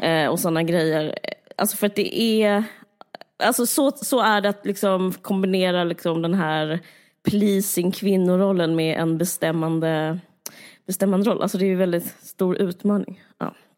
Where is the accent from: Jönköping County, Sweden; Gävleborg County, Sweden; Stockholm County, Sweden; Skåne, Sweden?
Skåne, Sweden; Simrishamn; du och jag är uppvuxna på Österlen och i Simrishamn